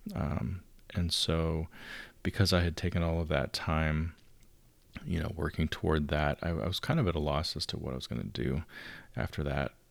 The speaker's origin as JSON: {"language": "English", "area": "outside of Chicago", "region": "Illinois", "country": "United States", "tie": "born or raised there", "moved": "as an adult", "lives_now": "Southern California, United States", "said": "I grew up outside of Chicago."}